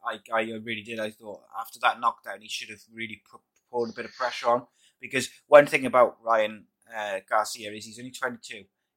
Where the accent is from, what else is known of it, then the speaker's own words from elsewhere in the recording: United Kingdom; I wanted Luke Campbell to win as a Brit